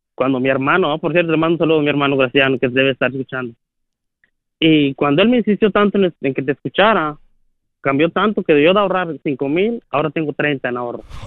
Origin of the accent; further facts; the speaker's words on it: Guerrero, Mexico; moved away; de México, de Guerrero